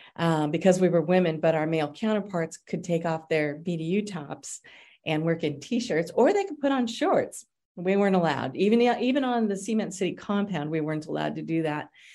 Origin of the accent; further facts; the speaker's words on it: Denver, Colorado, United States; I grew up in the lower part of Denver called District 4